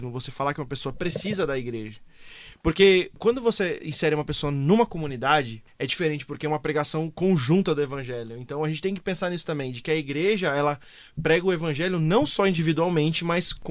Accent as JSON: {"language": "Portuguese", "country": "Italy", "said": "Batendo na mesa, pois eu que sou italiano."}